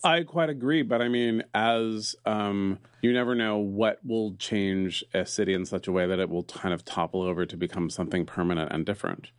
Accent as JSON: {"language": "English", "town": "San Francisco", "region": "California", "country": "United States", "tie": "born or raised there", "said": "I was raised near Sterngove, and it was a, a park of my childhood"}